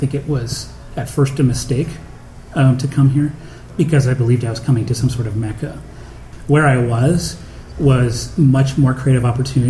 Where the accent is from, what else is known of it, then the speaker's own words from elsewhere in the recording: Canada; now in United States; I noticed when I first moved there that as a Canadian and the whole sort of racial tension that goes on in the U.S., it's like, it's not my fight.